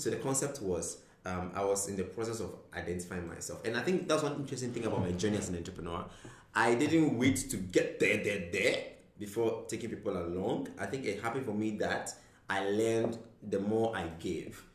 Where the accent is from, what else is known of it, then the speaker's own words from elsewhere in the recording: Ghana; moved away; I'm originally from Ghana